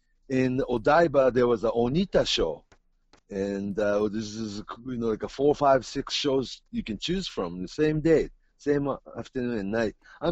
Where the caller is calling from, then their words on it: Tokyo, Japan; You're talking from Seattle, and I'm really talking from Tokyo